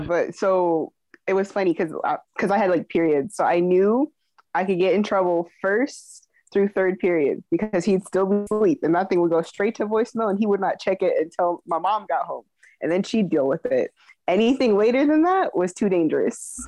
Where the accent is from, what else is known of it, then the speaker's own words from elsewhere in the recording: California, United States; I'm from California.